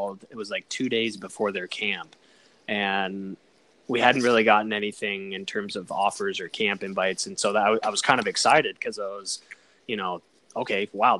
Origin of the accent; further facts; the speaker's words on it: Colorado Springs, Colorado, United States; I grew up in Colorado Springs